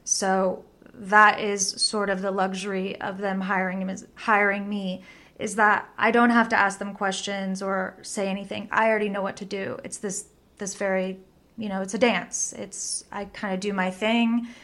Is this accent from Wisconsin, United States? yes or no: no; Bakersfield, California, United States; now in Los Angeles, United States; I grew up in Bakersfield, California